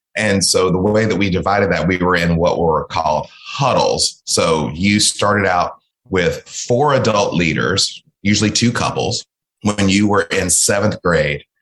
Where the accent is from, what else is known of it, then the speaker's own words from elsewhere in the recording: American South, United States; also born or lived in Mississippi / Georgia / Texas; My parents were both born in Mississippi. So we are from the American South